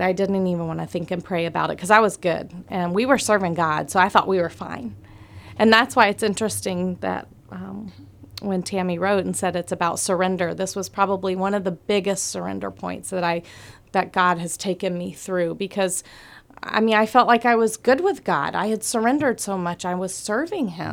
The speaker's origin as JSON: {"language": "English", "town": "Atlanta", "region": "Georgia", "country": "United States", "moved": "as an adult", "lives_now": "Palau", "said": "I'm from Atlanta"}